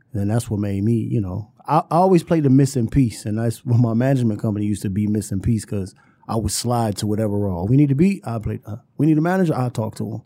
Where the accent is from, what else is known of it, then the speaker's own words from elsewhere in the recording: Detroit, Michigan, United States; I grew up on Puritan in Quincy